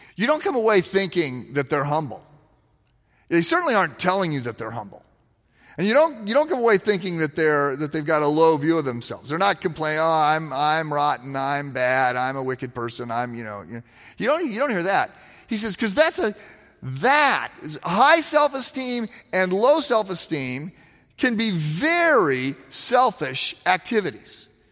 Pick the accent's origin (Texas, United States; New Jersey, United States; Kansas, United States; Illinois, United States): Illinois, United States; East Moline; moved away as an adult; When I was in high school, I, I lived in East Moline, Illinois, which is its own city, like North Chicago